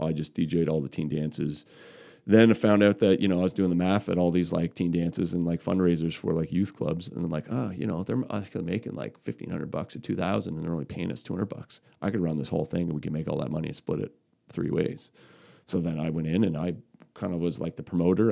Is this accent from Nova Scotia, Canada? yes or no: yes; Cape Breton, Margaree Valley, Nova Scotia, Canada; I grew up in Cape Breton. So, um, I grew up in Marguerite Valley.